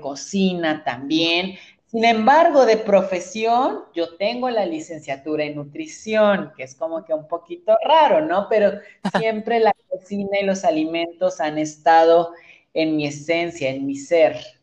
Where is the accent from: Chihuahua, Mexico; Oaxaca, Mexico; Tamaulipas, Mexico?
Oaxaca, Mexico; Santiago Juxtlahuaca; yo soy de la Mixteca, soy de un pueblo que se llama Santiago Juxlahuaca